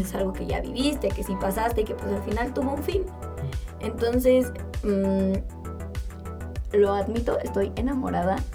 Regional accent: Mexico

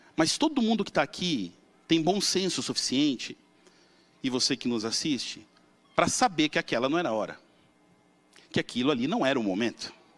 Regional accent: São Paulo, Brazil; eu devia ter uns 18 anos, morava na Vila Matilde, em São Paulo

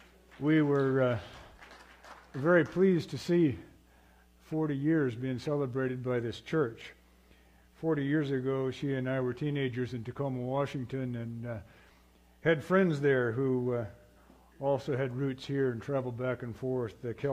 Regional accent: Papua, Indonesia; now in United States; I grew up in Indonesia, what is now Papua, Indonesia. At that time, it was Irian Jaya, Indonesia. Before that, it was New Guinea.

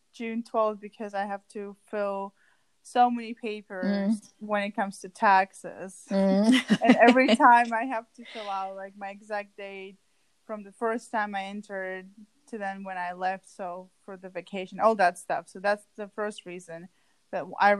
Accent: Moscow, Russia; moved away as an adult; also born or lived in Kansas, United States; now in United States; I'm from Moscow, Russia.

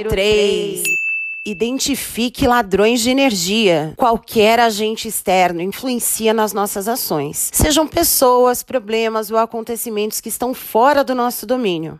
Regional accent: Brazil; somos brasileiros

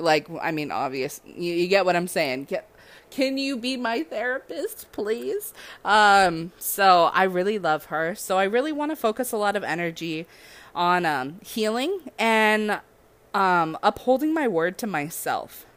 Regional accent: Southern California, United States; now in Hawaii, United States; I'm from SoCal

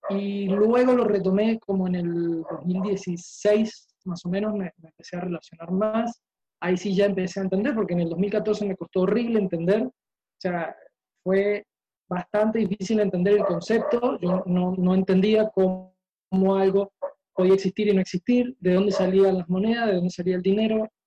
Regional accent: Uruguay; now in Maracay, Venezuela; Eh, soy uruguayo, pero ya hace casi 15 años que vivo acá en Venezuela

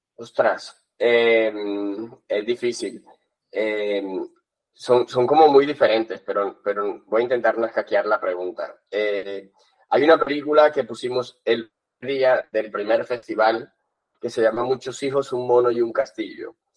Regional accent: Colombia; moved away as an adult; now in Barcelona, Spain; estudié en Colombia, nací en Colombia eh, y vine hace como 16 años a Barcelona

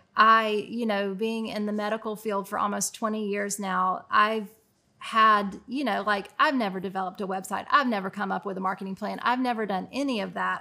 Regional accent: Chattanooga, Tennessee, United States; moved away as an adult; also born or lived in Richmond, Indiana / Vancouver, Canada / Cincinnati, Ohio; I grew up here

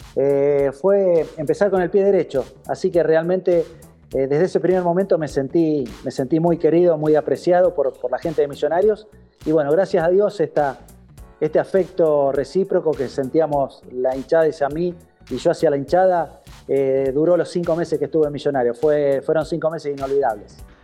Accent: San José de la Esquina, Santa Fe, Argentina; moved away; en mi pueblo San José de la Esquina, un pueblo de 8.000 habitantes de la provincia de Santa Fe

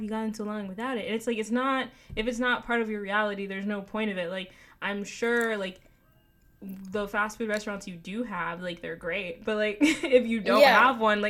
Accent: Newark, New Jersey, United States; I'm from New Jersey. I'm from Newark, New Jersey

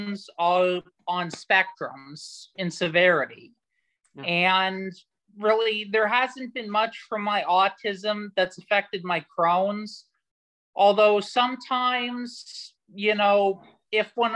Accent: United States; I'm from the United States

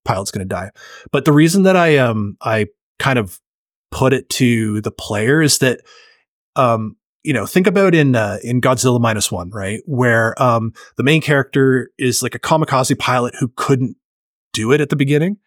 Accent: Canada; I'm Canadian

